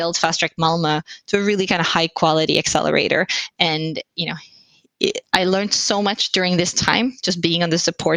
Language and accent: English; Finland; also born or lived in London / Silicon Valley / Berlin; now in Sweden; I'm originally from Finland, but I've lived abroad most of my life.